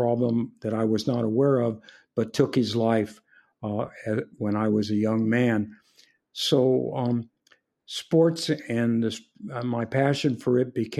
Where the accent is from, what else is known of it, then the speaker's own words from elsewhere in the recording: Compton, California, United States; also born or lived in San Francisco, California; I was born in San Francisco prior to the Second World War. My father had was a dentist serving with the Civilian Conservation Corps in Montana. And when the war broke out, he came back to San Francisco and got himself a job in Compton, California. And we moved to Southern California